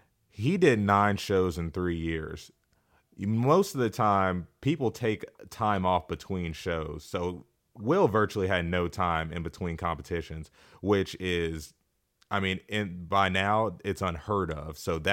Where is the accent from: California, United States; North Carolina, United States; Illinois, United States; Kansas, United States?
Kansas, United States; Wichita; And a lot of you know I'm from Wichita, Kansas. Wichita is not a fitness mecca.